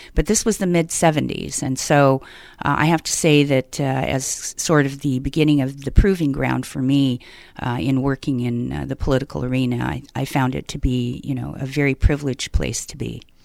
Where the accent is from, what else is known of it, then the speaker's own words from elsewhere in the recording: Denver, Colorado, United States; also born or lived in Southern California / Northern California; now in California, United States; born and raised in Denver, Colorado